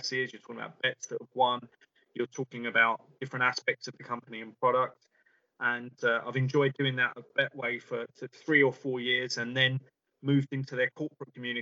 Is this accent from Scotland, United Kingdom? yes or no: no; London, United Kingdom; I grew up in London and had it on my doorstep